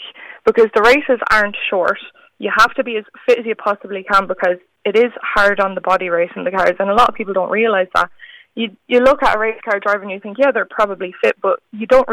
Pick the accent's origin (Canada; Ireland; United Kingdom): Ireland; I'm only one of a handful of Irish women